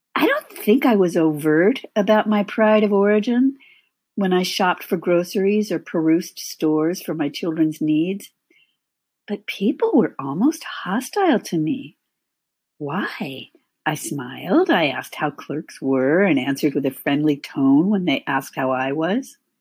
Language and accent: English; California, United States; moved away as an adult; also born or lived in San Francisco Bay Area / Los Angeles / Midwest; I was born and raised in California